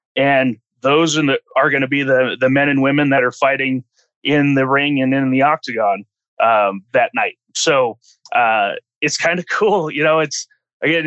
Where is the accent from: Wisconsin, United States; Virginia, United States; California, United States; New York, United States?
California, United States; moved away; I'm from California originally